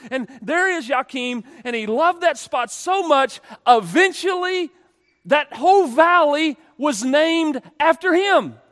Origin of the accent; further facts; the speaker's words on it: United States; I'm an American.